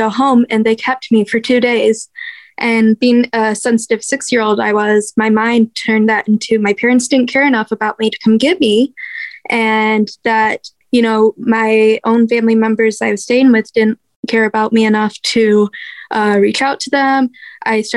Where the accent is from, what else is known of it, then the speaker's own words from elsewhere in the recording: Michigan, United States; first 10 years of my life, I was over on the Detroit side of Michigan, a little town called Bald Lake